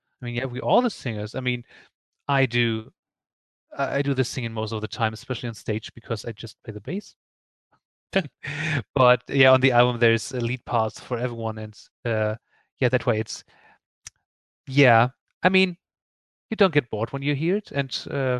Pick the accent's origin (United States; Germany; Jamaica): Germany; Northern Germany; born there; accent: Hamburg-area dialect; And I was born near Hamburg, a bit more north. And so we have the same dialects.